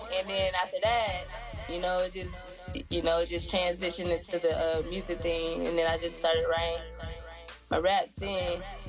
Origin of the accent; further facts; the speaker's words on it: Atlanta, Georgia, United States; I'm from Atlanta. I'm born and raised in Atlanta.